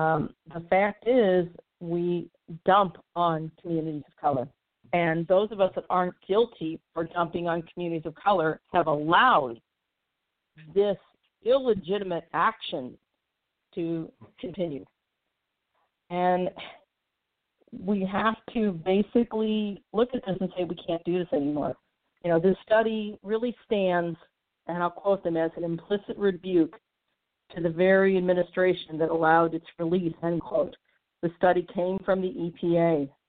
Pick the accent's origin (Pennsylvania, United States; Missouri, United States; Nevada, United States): Missouri, United States; St. Louis; My hometown of St. Louis is a prime example.